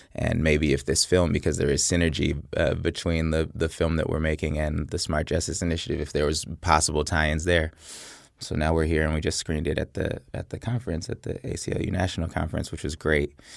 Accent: Oakland, California, United States; I'm from Oakland, California, and I went to Berkeley High School

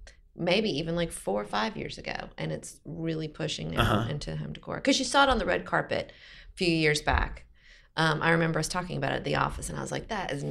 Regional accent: Atlanta, Georgia, United States; I lived in Atlanta since I was 10.

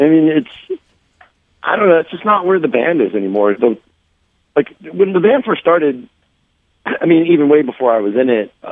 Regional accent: Baltimore, Maryland, United States; I'm from Baltimore.

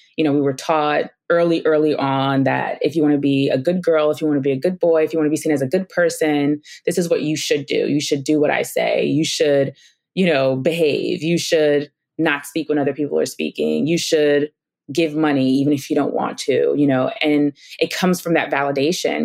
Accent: New York City, New York, United States; moved away; I grew up in Brooklyn, New York

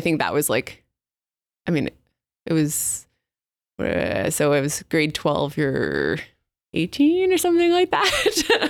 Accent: north of Montreal, Quebec, Canada; first language English; moved away as an adult; now in British Columbia, Canada; where I grew up, is north of Montreal.

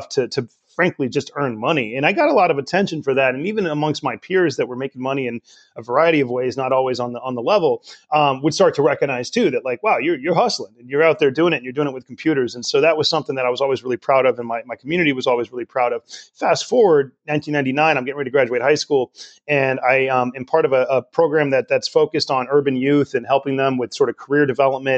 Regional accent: Richmond, California, United States; I grew up in Richmond here in the East Bay of California

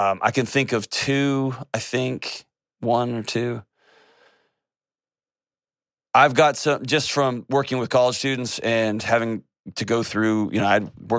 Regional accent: Texas, United States

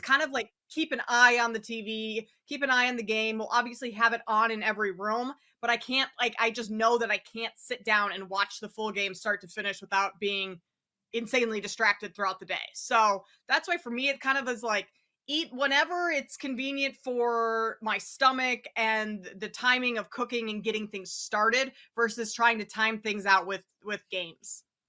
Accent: Minnesota, United States; now in Chicago, United States; I live in Chicago right now, but I'm from Minnesota

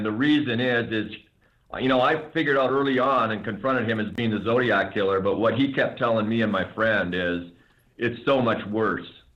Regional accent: Deer Lodge, Montana, United States; my home state, Montana

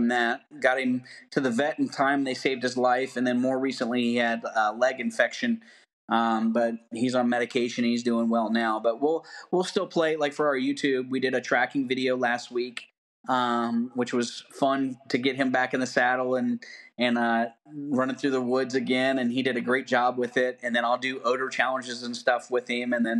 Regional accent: the South, United States; I'm from the South

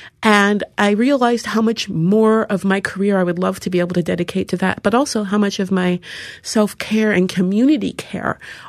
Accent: Seattle, Washington, United States; Seattle is a weird place. There's hardly any black people there, and especially when I was growing up, there were hardly any at all.

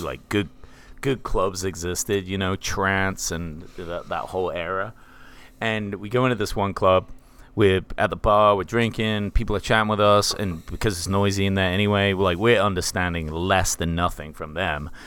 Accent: England, United Kingdom; now in Tennessee, United States; I am English

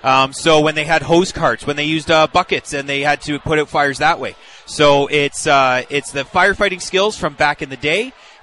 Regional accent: Barrie, Ontario, Canada; Originally Barrie, Ontario.

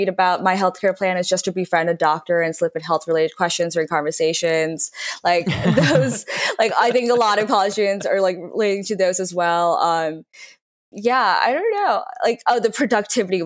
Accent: New York City, New York, United States; moved away as an adult; also born or lived in Northwestern University (college); I used to use Facebook actively in high school because I'm from New York City

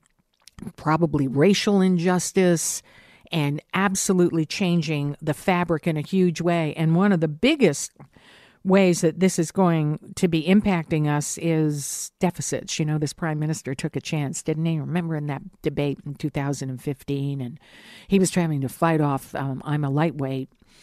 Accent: Hamilton, Ontario, Canada; And now it's a big cheers to Hamtown, my hometown.

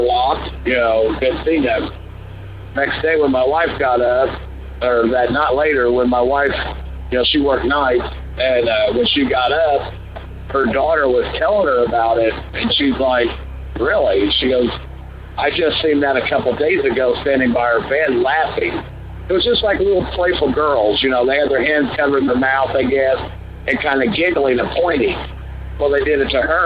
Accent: southern Indiana, United States; We're from Indiana, southern Indiana

